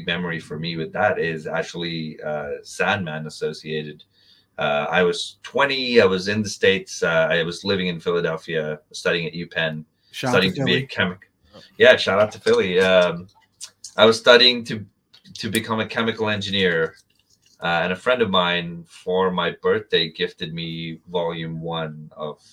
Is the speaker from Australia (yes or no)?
no; India; I was growing up in India